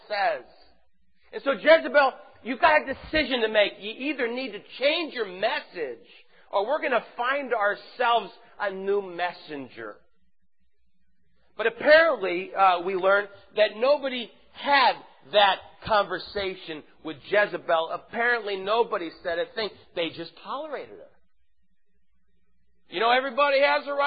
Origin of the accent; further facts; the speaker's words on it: St. Louis, Missouri, United States; moved away; I'm from St. Louis.